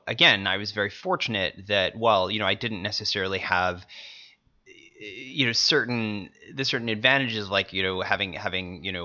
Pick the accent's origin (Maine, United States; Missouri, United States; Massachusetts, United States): Missouri, United States; I'm from Missouri